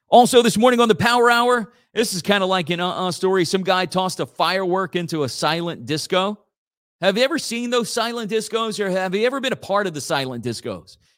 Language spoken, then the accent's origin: English; Church Point, Louisiana, United States; my hometown again. Uh, Church Point Community Development Corporation